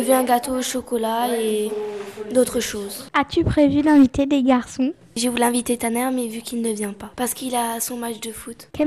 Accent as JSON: {"language": "French", "region": "Réunion", "country": "France", "said": "Pourquoi aimes-tu les chansons réunionnaises Parce que je viens de l'île de la Réunion."}